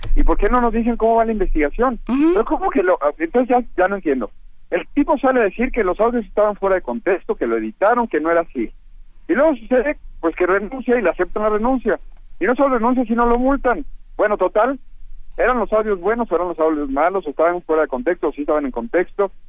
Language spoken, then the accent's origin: Spanish; Guadalajara, Jalisco, Mexico; moved away; soy de Guadalajara